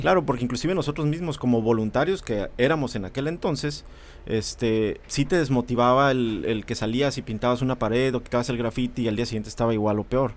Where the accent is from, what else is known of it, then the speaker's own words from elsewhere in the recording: Mexicali, Baja California, Mexico; also born or lived in Reynosa / San Luis Río Colorado; soy de Mexicali, nací en Mexicali